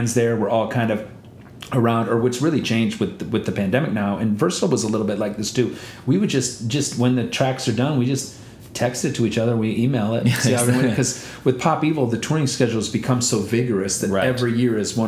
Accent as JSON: {"language": "English", "country": "India", "moved": "yes", "said": "I'm from India"}